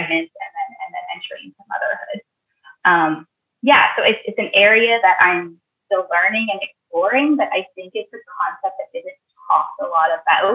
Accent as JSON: {"language": "English", "region": "Northern Alberta", "country": "Canada", "tie": "born or raised there", "moved": "yes", "said": "my hometown in Northern Alberta"}